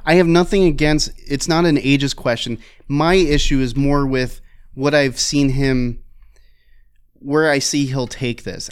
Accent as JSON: {"language": "English", "town": "Philadelphia", "region": "Pennsylvania", "country": "United States", "tie": "born or raised there", "said": "growing up in Philadelphia"}